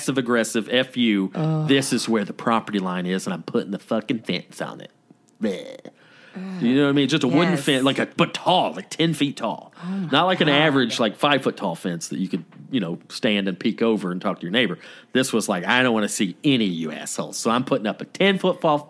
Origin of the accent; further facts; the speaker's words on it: Woodstock, Georgia, United States; I grew up in Woodstock, Georgia